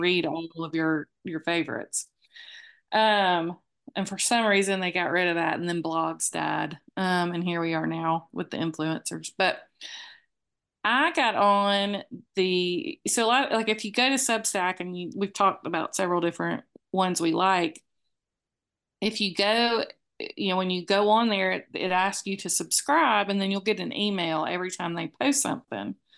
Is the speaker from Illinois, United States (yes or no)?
no; Moultrie, Georgia, United States; moved away; we are from Moultrie